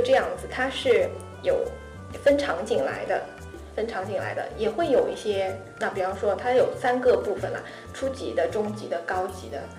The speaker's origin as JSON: {"language": "Chinese", "country": "China", "said": "我是一个中国人的身份"}